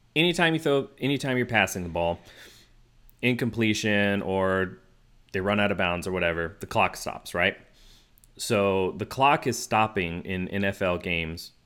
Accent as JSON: {"language": "English", "town": "Houston", "region": "Texas", "country": "United States", "tie": "born or raised there", "said": "I grew up in Houston where my formative years, like my high, junior high and high school years"}